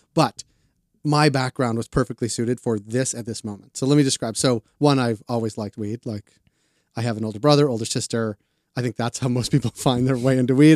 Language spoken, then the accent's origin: English; Boston, Massachusetts, United States; moved away as an adult; also born or lived in Atlanta; now in Canada; I'm from Boston, Jewish kids from Boston